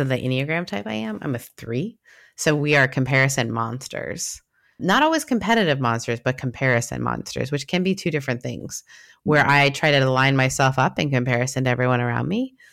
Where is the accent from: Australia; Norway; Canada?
Canada